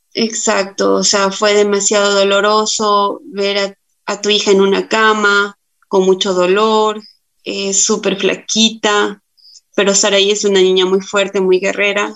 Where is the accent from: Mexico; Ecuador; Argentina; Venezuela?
Ecuador; Tulcán, Carchi; yo soy de la ciudad de Tulcán, tengo 31 años